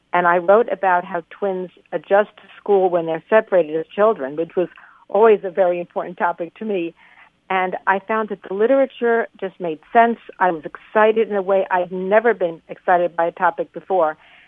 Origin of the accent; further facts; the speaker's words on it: New York City, New York, United States; moved away as an adult; also born or lived in Boston / Chicago / Minnesota; now in California, United States; I'm from New York City originally, but I'm speaking to you from California.